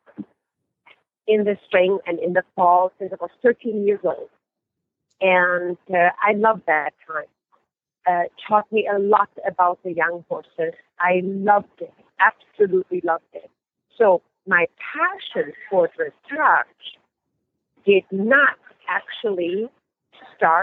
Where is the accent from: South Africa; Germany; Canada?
Germany; moved away; I was born and raised in Germany.